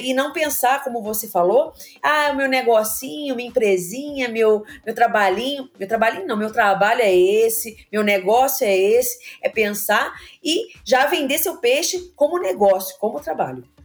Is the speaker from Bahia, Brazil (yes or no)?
no; Rio de Janeiro, Brazil; also born or lived in Engenho de Dentro, Rio de Janeiro; Eu também morei no Meia. Eu estudei no Educo CPS, no Baiense